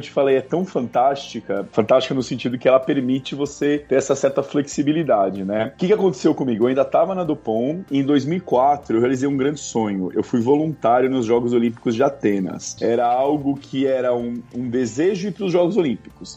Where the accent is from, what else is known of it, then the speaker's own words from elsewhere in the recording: São Paulo, Brazil; moved away as an adult; now in Switzerland; Eu sou de São Paulo, mas eu tenho duas nacionalidades, né? Eu sou um brasileiro e italiano e eu sempre estudei em São Paulo, na parte de escola e também depois na faculdade.